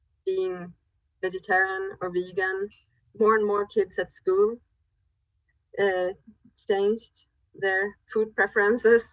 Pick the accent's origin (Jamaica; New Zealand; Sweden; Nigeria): Sweden; a village about 10 km from Umeå, Västerbotten County; I grew up in a village about 10 kilometers from Umeå